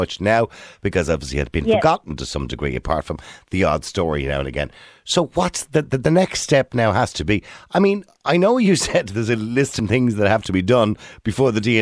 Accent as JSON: {"language": "English", "country": "Ireland", "tie": "born or raised there", "said": "I'm adopted. And I was born here in Ireland in what they call a mother and baby homes"}